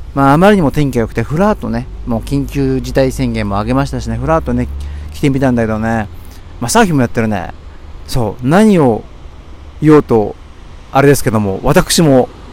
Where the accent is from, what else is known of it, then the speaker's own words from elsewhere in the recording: Tokyo, Japan; 僕は東京生まれなんだけど